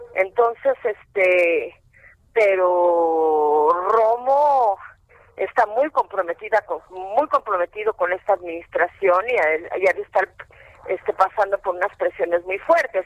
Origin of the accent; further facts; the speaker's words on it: Mexico; mi abuelito era polaco, pero yo soy mexicana.